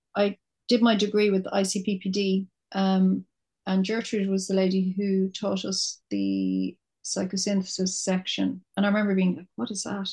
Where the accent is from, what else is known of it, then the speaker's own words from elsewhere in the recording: Dublin, Leinster, Ireland; I'm from Dublin. I was living in my little flat in Temple Bar for 10 years